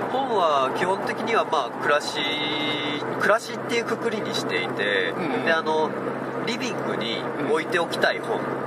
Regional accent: Chiba, Japan; moved away as an adult; now in Tsuwano, Japan; もともとずっと生まれてから千葉県、うん、30年間千葉県にいて

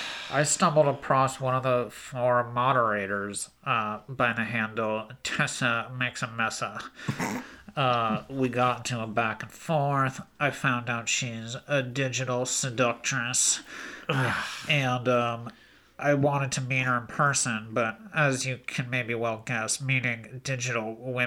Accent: Solvang, California, United States; now in Gorman, United States; I grew up in the hills of Solvang, but after my dad lost his job churning butter, we had moved at one of the local butter churning palaces. We had to move to Gorman, so I live there now.

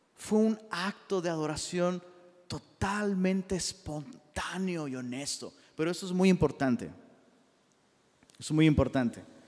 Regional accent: Taxco, Guerrero, Mexico; yo soy de Tasco

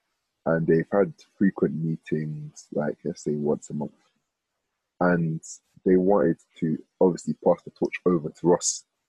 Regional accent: Nigeria; because I'm from the Ekwere tribe in Nigeria, which is kind of, let's just say, a spin-off from the Igbo tribe, but it's not really Igbo.

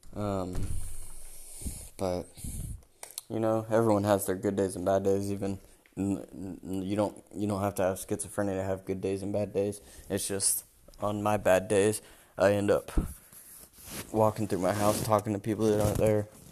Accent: North Carolina, Alaska, United States; moved away as an adult; now in Germany; I was born and raised in North Carolina, and then grew grew up and went to high school in Alaska

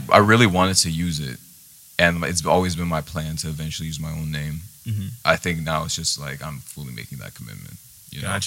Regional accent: Istanbul, Turkey; born there; I was born in Istanbul, Turkey.

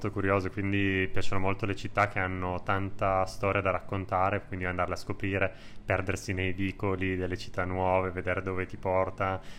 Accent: Piedmont, Italy; Allora, da buon piemontese con tantissimi tuorli

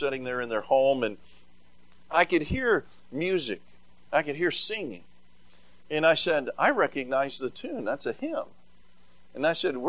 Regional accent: Tennessee, United States; moved away; I grew up in Tennessee

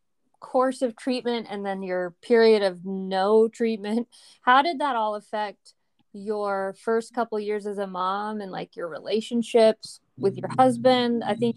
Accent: Turkey; English is a second language; And I think that's because I'm from Turkey. And so I grew up kind of hearing that.

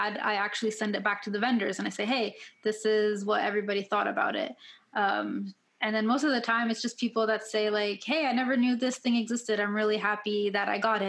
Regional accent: Ottawa, Ontario, Canada; now in Kitchener-Waterloo, Canada; I first moved here, because I'm originally from Ottawa.

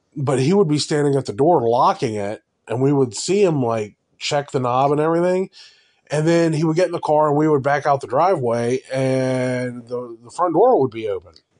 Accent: Cincinnati, Ohio, United States; I grew up in North College Hill in Cincinnati

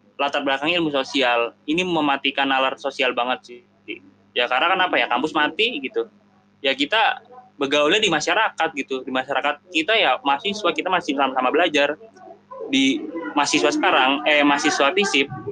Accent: Jakarta, Indonesia; Gua sebagai warga Jakarta

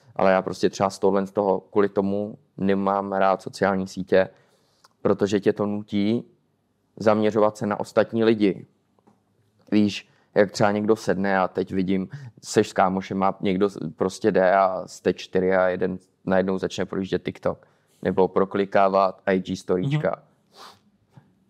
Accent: Czechia; now in Poland; nikdy jsem třeba nebyl jako hrdý Čech

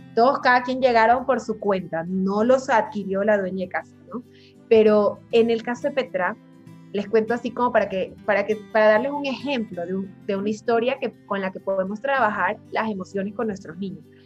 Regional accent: Ecuador; moved away; also born or lived in Buenos Aires; yo soy ecuatoriana, como tú decías, pero vivo fuera hace mucho tiempo

